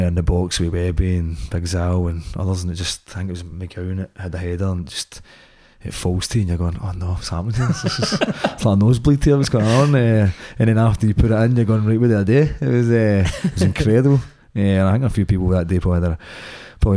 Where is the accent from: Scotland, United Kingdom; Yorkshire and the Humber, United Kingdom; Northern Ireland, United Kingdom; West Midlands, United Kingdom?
Scotland, United Kingdom; growing up in Scotland